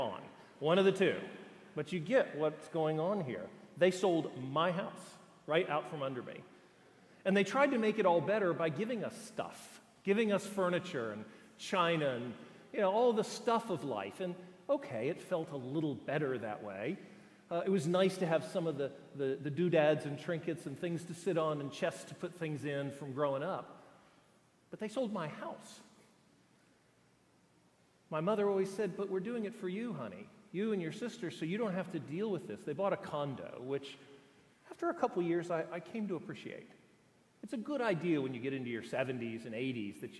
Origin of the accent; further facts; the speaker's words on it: St. Petersburg, Florida, United States; moved away; It was a good growing up. We had kind of a normal house in St. Petersburg, Florida